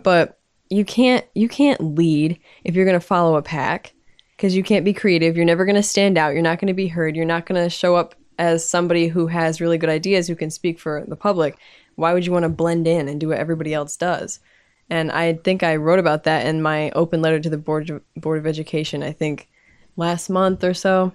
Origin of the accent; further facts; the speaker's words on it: United States; I'm American, I speak English.